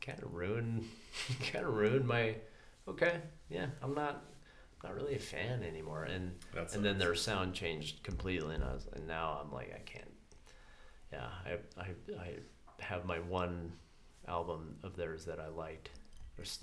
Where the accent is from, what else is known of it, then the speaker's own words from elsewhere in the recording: Vail, Colorado, United States; now in San Luis Obispo, United States; I grew up in Vail, Colorado